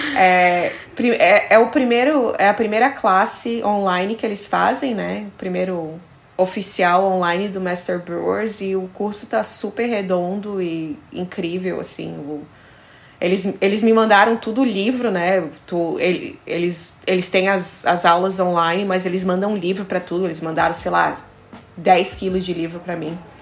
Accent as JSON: {"language": "Portuguese", "country": "Brazil", "also_born_or_lived": "Denmark", "moved": "as an adult", "lives_now": "Copenhagen, Denmark", "said": "quando eu saí do Brasil"}